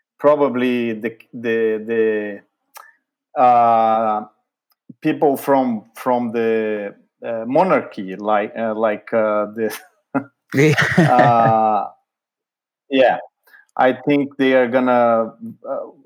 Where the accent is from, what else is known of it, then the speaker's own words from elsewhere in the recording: Brazil; moved away as an adult; also born or lived in Boston, United States; now in United States; I'm from Brazil, right? I live in the U.S. for more than 20 years now